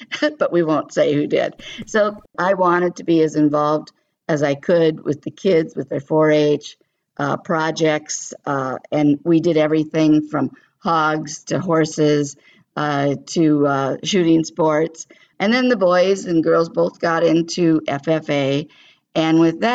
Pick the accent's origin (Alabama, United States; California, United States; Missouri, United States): California, United States; moved away as an adult; I was raised in California, not on a farm.